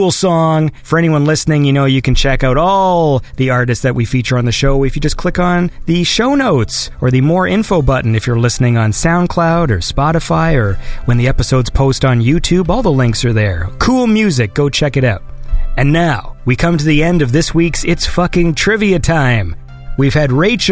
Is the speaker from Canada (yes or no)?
yes; Canada; I'm Canadian